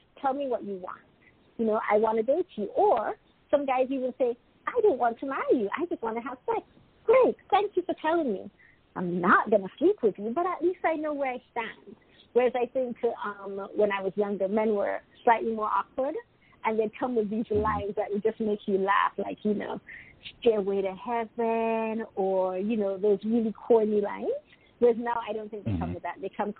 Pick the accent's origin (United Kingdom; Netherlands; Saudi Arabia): United Kingdom; Even though I'm British, sometimes my perspective, because I've lived in 6 different countries, so sometimes my perspective isn't typical British.